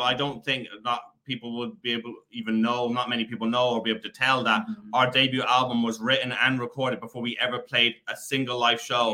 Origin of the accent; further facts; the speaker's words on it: Killarney, Munster, Ireland; we are from the south of Ireland in a town called Killarney